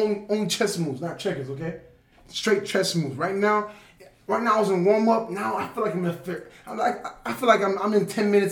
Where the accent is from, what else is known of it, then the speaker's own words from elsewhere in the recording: Lake Worth, Florida, United States; moved away; I'm really from Lake Worth, and everybody from Lake Worth know me